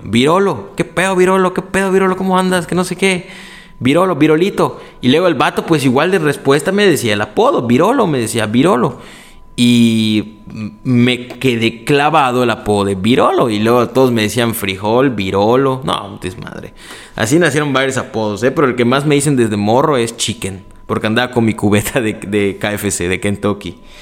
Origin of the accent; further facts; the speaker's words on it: Mexico; desde México